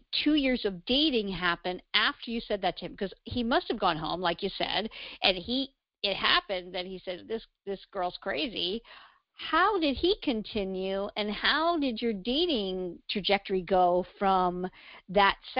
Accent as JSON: {"language": "English", "town": "New York City", "region": "New York", "country": "United States"}